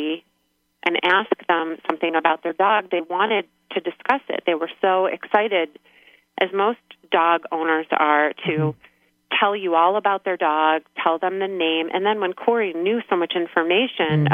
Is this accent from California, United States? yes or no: no; Michigan, United States; moved away as an adult; also born or lived in Pennsylvania / New York/New Jersey area; now in Scottsdale, United States; I actually am from Michigan